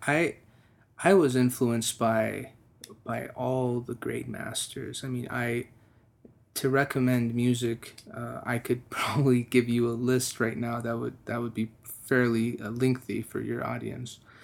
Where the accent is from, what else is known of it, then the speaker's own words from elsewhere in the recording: Texas, United States; me being a Texan, being an American, but being really Persian